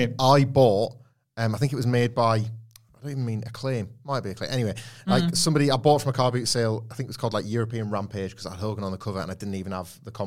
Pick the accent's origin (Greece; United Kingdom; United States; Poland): United Kingdom; Scarborough, Yorkshire and the Humber; I grew up in just outside of Scarborough